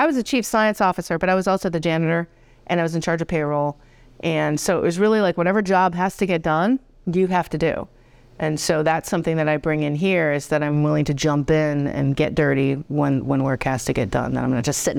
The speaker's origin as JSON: {"language": "English", "town": "Narragansett", "region": "Rhode Island", "country": "United States", "tie": "born or raised there", "said": "So I grew up in Narragansett, Rhode Island."}